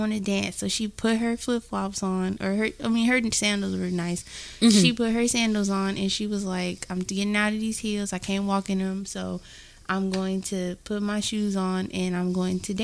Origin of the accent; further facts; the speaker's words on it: the Bay Area, California, United States; we're from the Bay